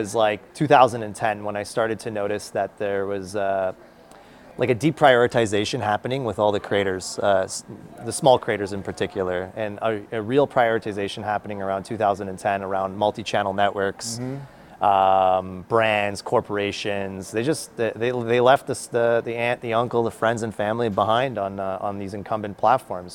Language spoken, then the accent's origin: English; Canada; I'm a Canadian